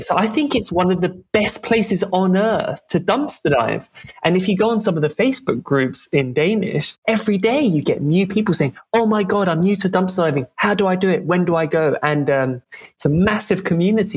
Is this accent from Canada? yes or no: no; London, United Kingdom; moved away as an adult; also born or lived in Scotland; I grew up in Western Europe to French and English parents, but I grew up in London mostly, in the capital of the UK.